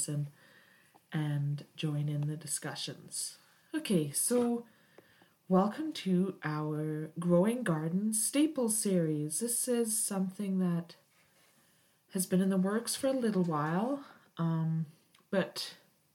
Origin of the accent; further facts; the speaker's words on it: United Kingdom; moved away as an adult; now in Canada; I was raised in Britain and moved to Canada several years ago